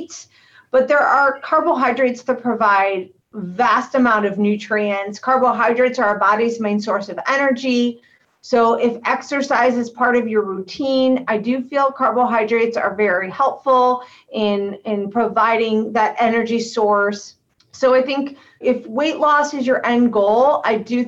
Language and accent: English; Akron, Ohio, United States; moved away as an adult; now in Cleveland, United States; I am from Akron, Ohio, and I went to school at the University of Akron